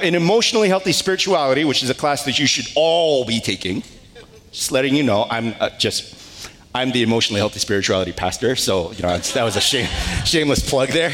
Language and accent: English; Northern California, United States; moved away; I'm a Californian. Thank you. I'm from the good part of California, the northern part